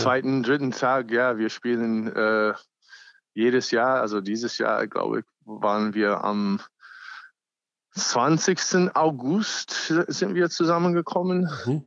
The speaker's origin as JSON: {"language": "German", "country": "United States", "second_language": "German", "moved": "yes", "lives_now": "Germany", "said": "ich bin auch ursprünglich Amerikaner"}